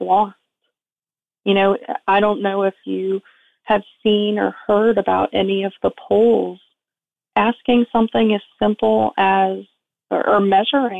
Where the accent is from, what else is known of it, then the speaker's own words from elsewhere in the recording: South Florida, United States; I was raised in South Florida